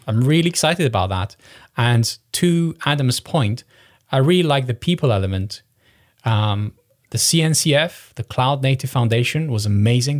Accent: Romania; I was born in Romania

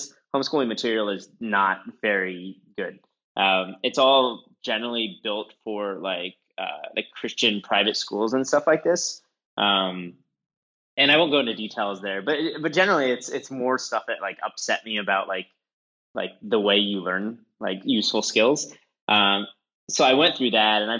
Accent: Midwest, United States; I'm from the Midwest

